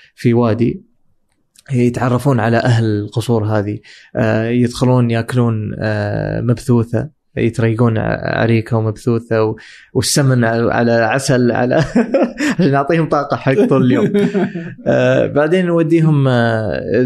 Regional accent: Dubai, United Arab Emirates; انا من دبي

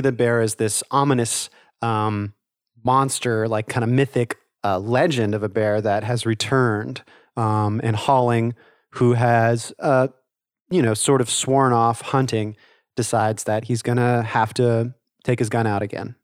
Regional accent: the South, United States; I'm from the South, I live in the South

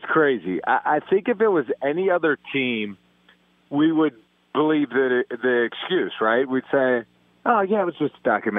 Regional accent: Pittsburgh, Pennsylvania, United States; I grew up in Pittsburgh, Pennsylvania, huge Steelers fan.

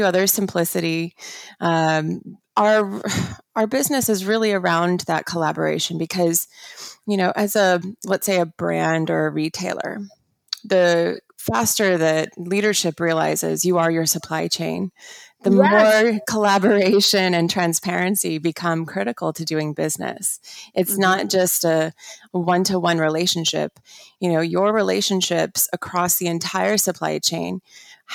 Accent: St. Louis, Missouri, United States; moved away as an adult; also born or lived in London; now in Hong Kong; I grew up in St. Louis

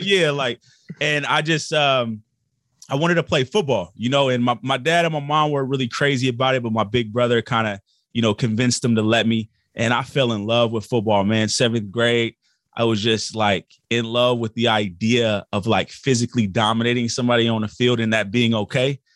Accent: Portland, Oregon, United States; we grew up in Portland, Oregon

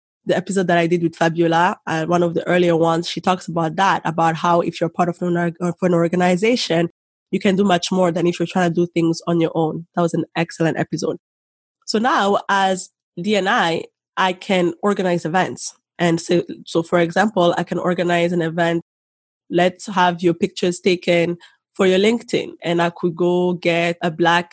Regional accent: Rwanda; now in Canada; the Rwandan in me

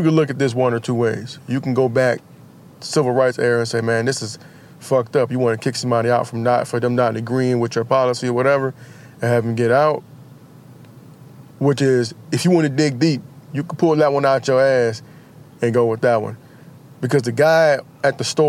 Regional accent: United States; as an American

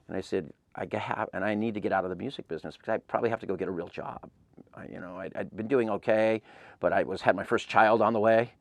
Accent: Claremont, California, United States; I grew up in Claremont

